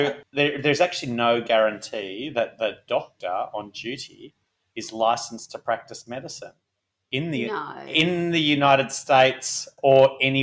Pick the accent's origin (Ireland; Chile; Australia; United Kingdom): Australia; we come from Australia